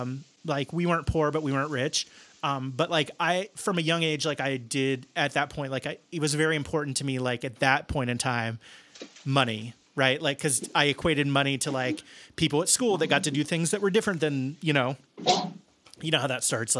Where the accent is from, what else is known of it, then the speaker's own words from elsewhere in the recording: Midwest, United States; And I think some of that's driven by, like, growing up in the Midwest and being sort of planted